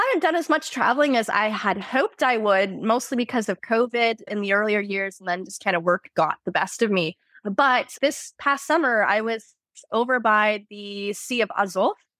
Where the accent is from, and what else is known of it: Florida, United States; moved away as an adult; now in Moscow, Russia